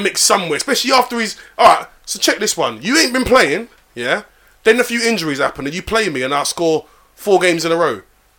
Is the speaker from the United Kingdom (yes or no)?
yes; London, United Kingdom; They're my hometown club, my second team.